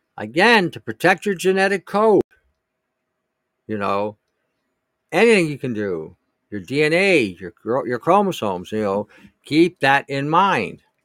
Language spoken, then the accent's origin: English; Detroit, Michigan, United States; I grew up in Detroit at the time